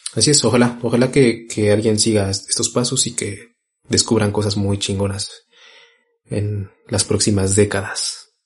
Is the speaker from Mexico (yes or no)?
yes; Mexico; como mexicanos y como latinoamericanos